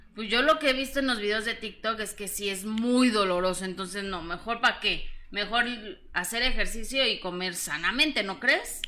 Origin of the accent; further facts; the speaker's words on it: Mexico City, Mexico; soy de, del DF, de la Ciudad de México, oriunda de la Ciudad de México